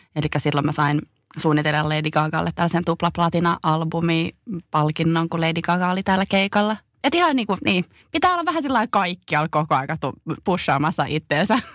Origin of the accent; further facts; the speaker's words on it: Finland; moved away as an adult; Mä tulin takaisin Suomeen